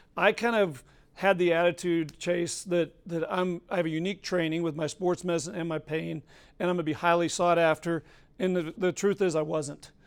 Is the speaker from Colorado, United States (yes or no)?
yes; Colorado, United States; moved away; I'm from Colorado